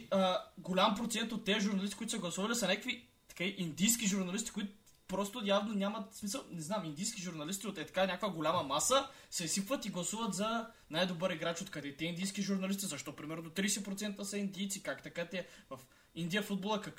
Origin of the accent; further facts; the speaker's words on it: Targovishte, Targovishte Province, Bulgaria; търговище сме и двамата